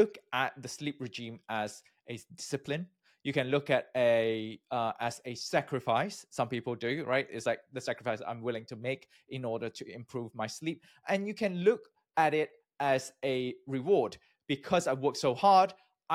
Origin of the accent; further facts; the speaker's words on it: Malaysia; moved away; also born or lived in United Kingdom; I'm from Malaysia.